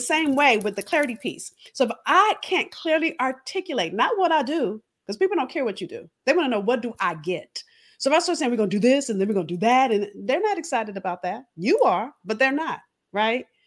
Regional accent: Los Angeles, California, United States; moved away as an adult; also born or lived in Boston; I'm from California, if you haven't figured that out. I'm from

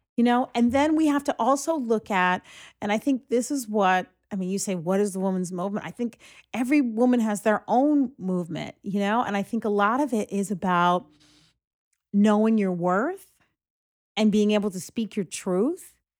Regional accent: Greenburgh, New York, United States; we grew up in Greenberg

